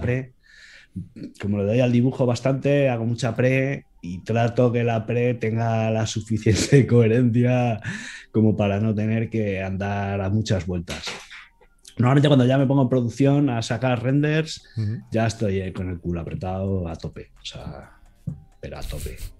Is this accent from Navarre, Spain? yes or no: no; Elda, Valencian Community, Spain; me metí en una empresa de aquí de, Alicante, de mi pueblo, de Elda, de donde yo vivo.